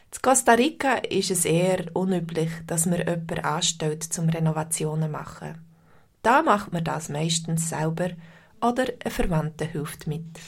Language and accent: German; Switzerland; Bei uns in der Schweiz